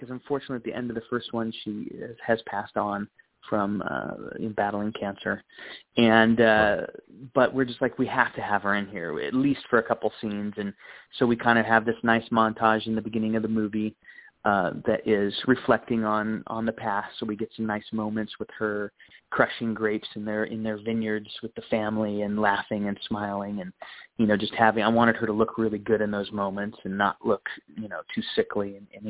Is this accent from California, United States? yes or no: yes; Chico, California, United States; that would be really cool to get to connect with her because we're both from Chico.